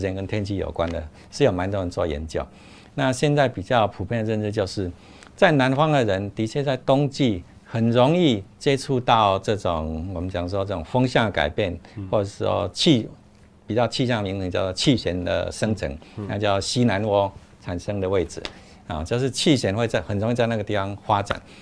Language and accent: Chinese; Taiwan; 我们台湾这边